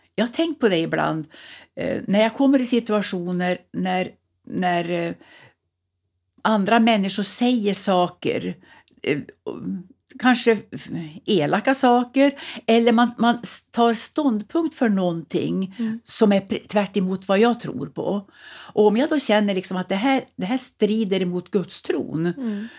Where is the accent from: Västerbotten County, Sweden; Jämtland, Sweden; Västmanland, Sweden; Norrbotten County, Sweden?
Jämtland, Sweden; Sveg; also born or lived in Östersund / Värmland; now in Husum, Sweden; jag är född i Jämtland och uppvuxen i Sveg i Härjedalen